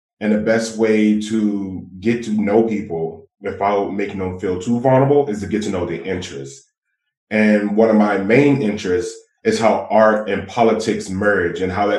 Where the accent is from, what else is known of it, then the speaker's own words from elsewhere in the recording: Washington, District of Columbia, United States; I'm from Ward 8. I'm from Ward 8, and Ward 8 has a history, especially after the 1980s, of concentrated poverty, over 30%.